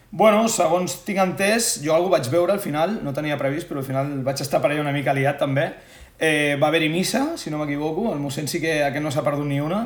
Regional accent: Sitges, Catalonia, Spain; som molt tots de Sitges, ens estimem molt i per la cultura popular del nostre poble som molt fanàtics

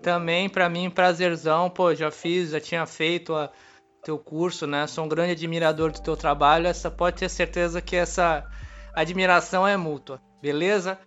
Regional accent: Santos, São Paulo, Brazil; eu sou de Santos

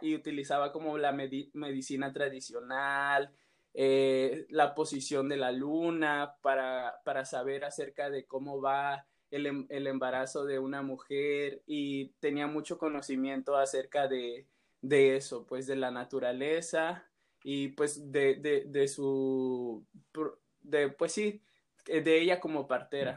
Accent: Santiago Llano Grande, Oaxaca, Mexico; mi pueblo se llama Santiago Llano Grande

